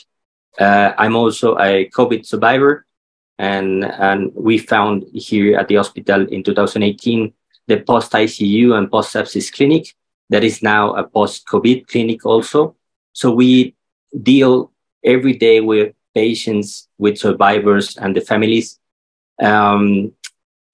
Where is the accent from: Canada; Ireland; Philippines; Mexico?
Mexico; Mexico City; I'm from Mexico City.